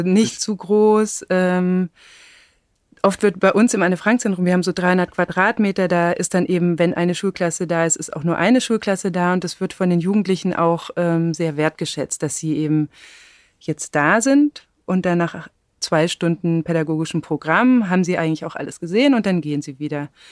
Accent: Black Forest, Baden-Württemberg, Germany; now in Berlin, Germany; ich bin auf dem Land im Schwarzwald aufgewachsen

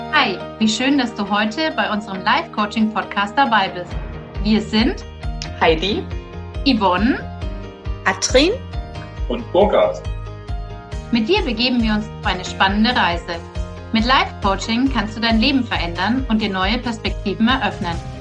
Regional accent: Bavaria, Germany; bin ich ja aus Bayern

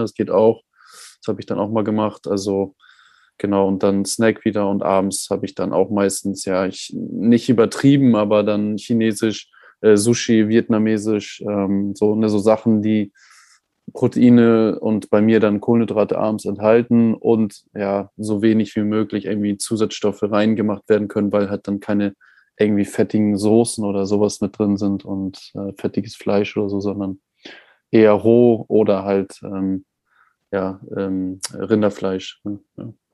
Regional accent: Germany; als Deutscher

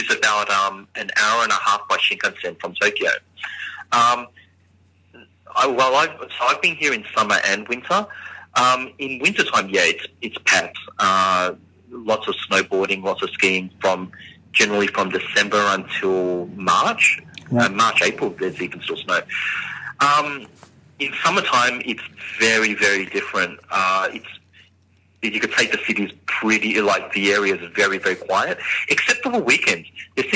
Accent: Australia; I was coming to Japan every year, coming from Australia.

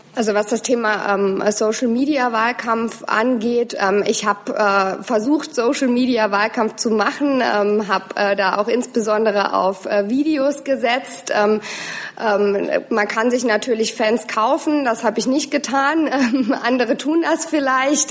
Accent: Saarland, Germany; bei uns im Saarland

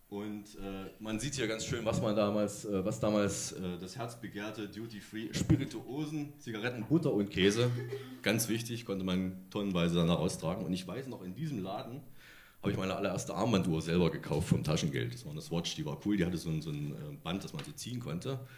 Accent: Thuringia, Germany; ich komme aus, aus Thüringen

